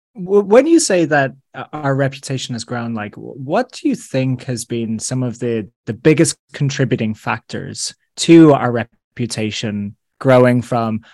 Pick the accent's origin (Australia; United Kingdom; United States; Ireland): Ireland; us as Irish people